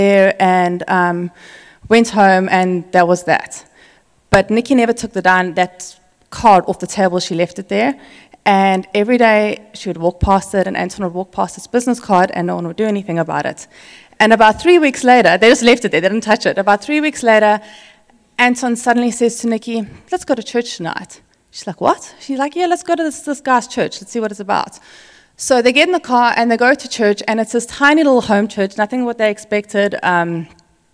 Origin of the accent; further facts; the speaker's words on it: South Africa; moved away; somebody that we grew up with in South Africa